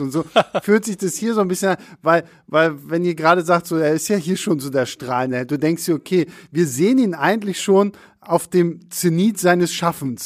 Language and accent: German; Rostock, Mecklenburg-Vorpommern, Germany; bei uns in Rostock